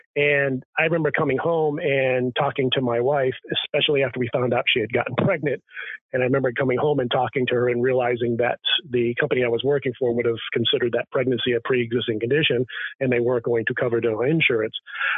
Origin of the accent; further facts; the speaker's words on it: New England, United States; I come from New England, and New Englanders think like New Englanders, and it's different wherever you are in the country.